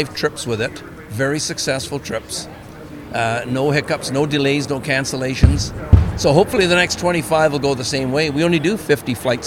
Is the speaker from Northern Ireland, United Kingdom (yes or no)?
no; Wales, United Kingdom; moved away; also born or lived in Canada; I'm a British Welshman, as you know, or Welsh Britishman